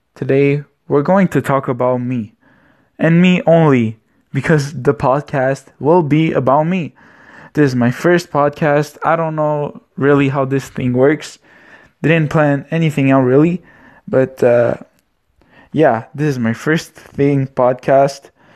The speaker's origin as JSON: {"language": "English", "country": "Romania", "second_language": "English", "moved": "yes", "lives_now": "Canada", "said": "I am Romanian"}